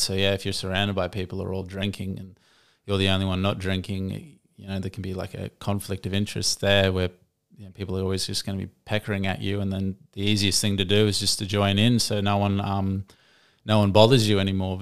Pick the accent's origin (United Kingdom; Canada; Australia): Australia; Gold Coast, Queensland; I'm born and raised on the Gold Coast